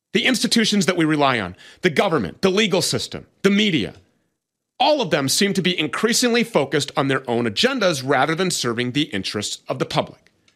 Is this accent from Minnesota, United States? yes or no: yes; Minnesota, United States; my home state of Minnesota